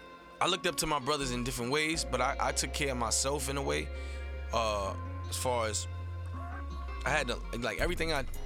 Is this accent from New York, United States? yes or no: yes; New York City, New York, United States; South Bronx. South Bronx native, born and raised in New York.